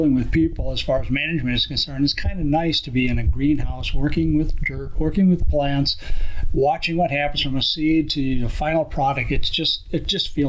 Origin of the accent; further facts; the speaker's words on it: Minnesota, United States; also born or lived in Montana; now in Kansas City area, United States; born and raised in Minnesota, so we get back there every once in a while. Lived in Montana for 17 years